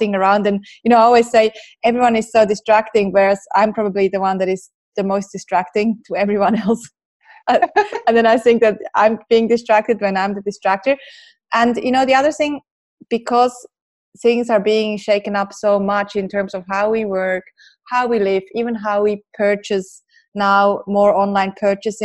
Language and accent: English; Switzerland; me growing up in Switzerland